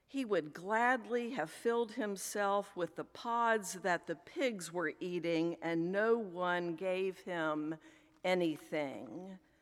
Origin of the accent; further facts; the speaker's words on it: Richmond, Virginia, United States; accent: Southern; also born or lived in Philadelphia area; now in Philadelphia, United States; I grew up in Richmond, Virginia